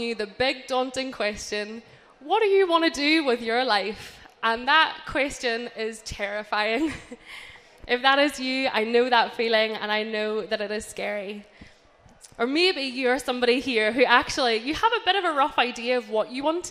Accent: Northern Ireland, United Kingdom; moved away as an adult; also born or lived in Brighton; I grew up in Northern Ireland my whole life, and then I moved to university in Brighton when I was 18 years old.

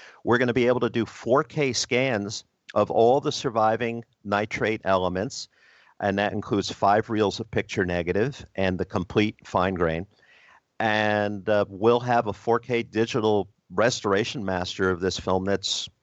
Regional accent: New Jersey, United States; New Jersey's my home state

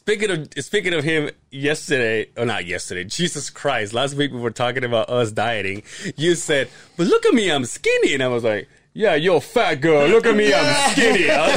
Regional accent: Yucatán, Mexico; born or raised there; moved away

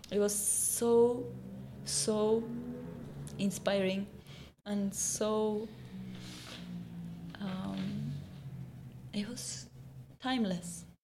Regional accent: India; So then I found out when I came from India, not only the weather and my whole view of this place was different

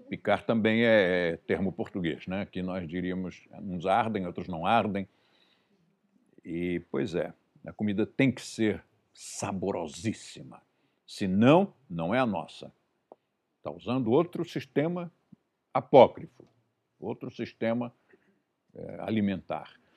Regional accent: Brazil; eu nasci no Brasil, comi bra comida brasileira a vida inteira

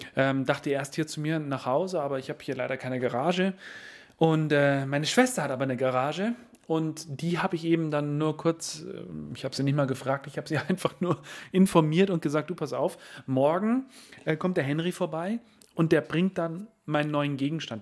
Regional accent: Berchtesgadener Land, Bavaria, Germany; bin ich hier in, äh, in meiner Heimat unterwegs

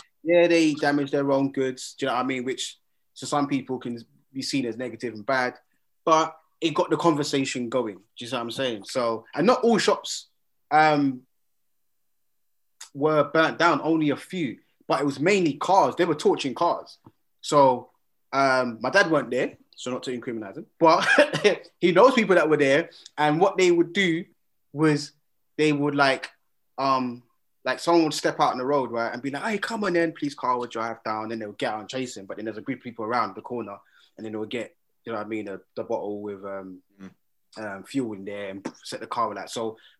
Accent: United Kingdom; we are proud to be British, but we are Black British

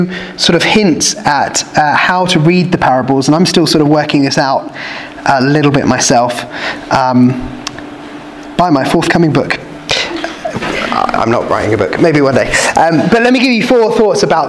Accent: Kent, South East England, United Kingdom; I grew up in Kent

